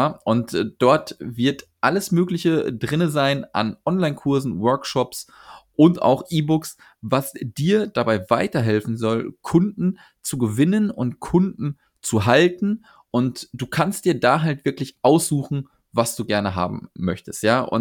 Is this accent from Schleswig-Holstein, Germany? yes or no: no; Cologne, North Rhine-Westphalia, Germany; Ich komme aus Köln.